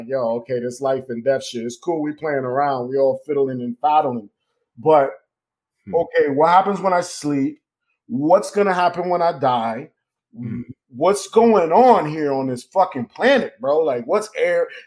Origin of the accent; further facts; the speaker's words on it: Connecticut, United States; moved away; also born or lived in New York; I was born in Connecticut